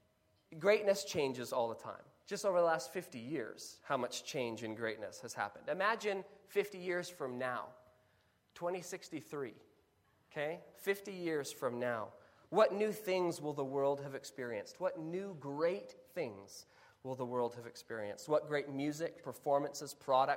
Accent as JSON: {"language": "English", "country": "Kenya", "tie": "born or raised there", "said": "Growing up in Kenya"}